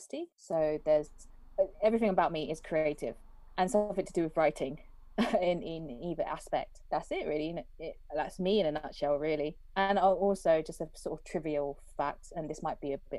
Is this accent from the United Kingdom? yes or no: yes; United Kingdom; I'm a British born Chinese individual